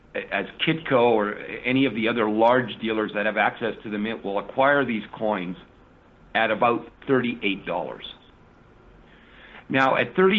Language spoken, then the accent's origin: English; Canada; now in United States; I'm now an American resident, so I'm not doing this by and sort of waving the Canadian flag